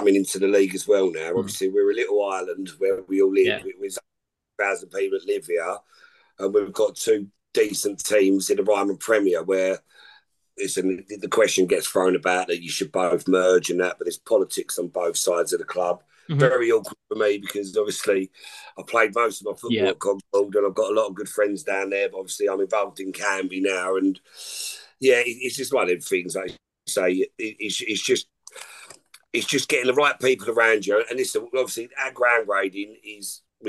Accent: North West England, United Kingdom; accent: Scouse; I've lost my accent, my Scouse accent, but.

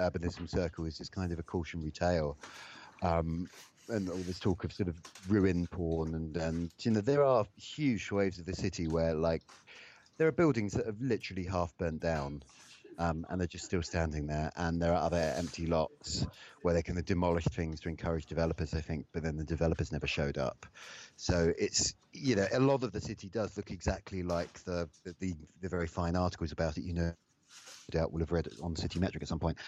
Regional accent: England, United Kingdom; we're English

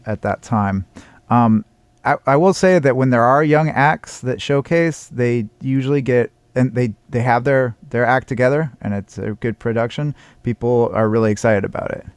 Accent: Seattle, Washington, United States; I come from Seattle

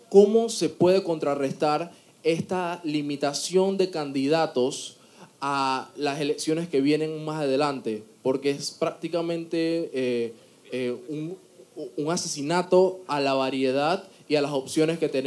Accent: Colón, Panama; Yo soy de Colón, voto en el circuito 3-1.

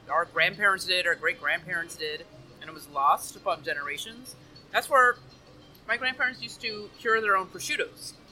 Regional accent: Timmins, Ontario, Canada; moved away as an adult; now in Miami, United States; I'm originally from northern Ontario, Canada, small town called Timmins

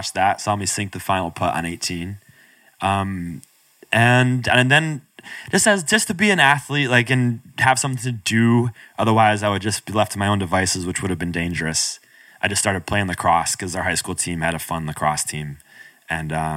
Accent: Binghamton, New York, United States; I grew up upstate New York, outside of Binghamton

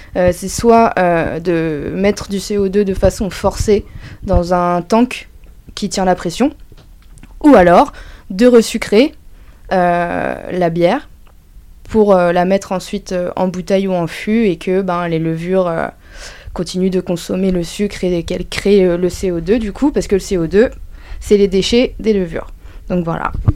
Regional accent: Dreux, Centre-Val de Loire, France; je viens de Dreux, donc euh, c'est une petite ville

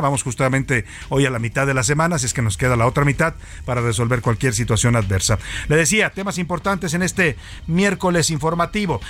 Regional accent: Mexico; lo laboriosos y, dedicados que somos los mexicanos

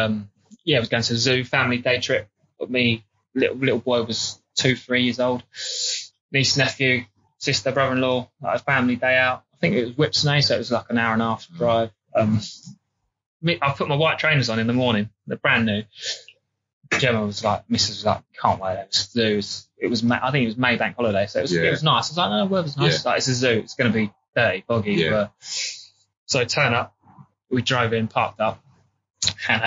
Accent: England, United Kingdom; also born or lived in Scotland; born and bred in England. I went to school, all through school in England

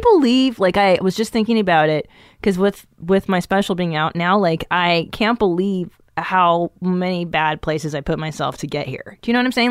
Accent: Los Angeles, California, United States; also born or lived in Encino / Tarzana / Woodland Hills / West Hills; I grew up in the San Fernando Valley

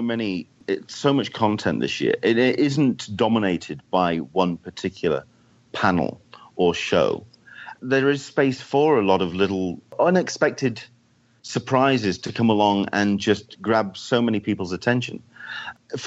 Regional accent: United Kingdom; now in San Diego, United States; being a Brit in California weather

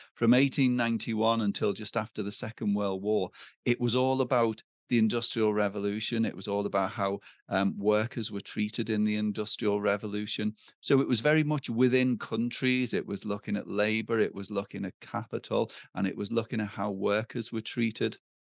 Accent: Liverpool, North West England, United Kingdom; I'm from Liverpool

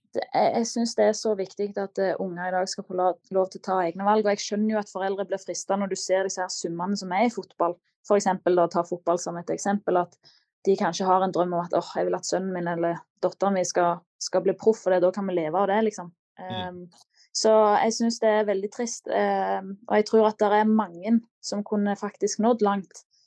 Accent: Klepp, Rogaland, Norway; moved away as an adult; now in Manchester, United Kingdom; Og da følte jeg meg klar til å forlate redet hjemme på Klepp

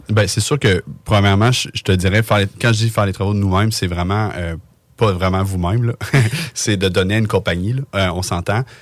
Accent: Lévis, Quebec, Canada; on vient les deux de Lévis

